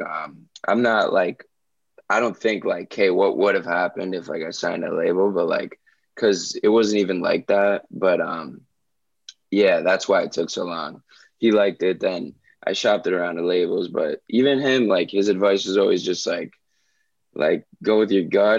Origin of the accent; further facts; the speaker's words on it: Miami, Florida, United States; growing up in Miami